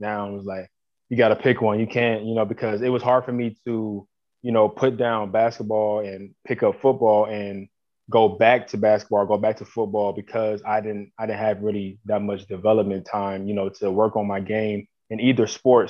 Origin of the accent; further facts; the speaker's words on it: Columbus, Ohio, United States; I'm from Columbus. Um, yeah, grew up in Columbus. I'm still in Columbus to this day